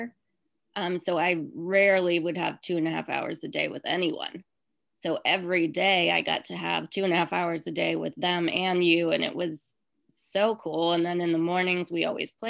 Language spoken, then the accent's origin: English; Rhode Island, United States; moved away; I'm from Rhode Island